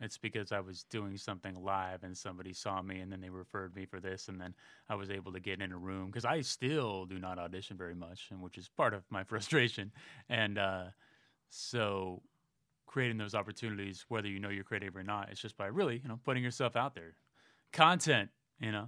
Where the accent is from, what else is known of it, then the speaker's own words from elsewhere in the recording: Millbrae, California, United States; moved away; San Francisco Bay Area, Millbrae, town about ten minutes south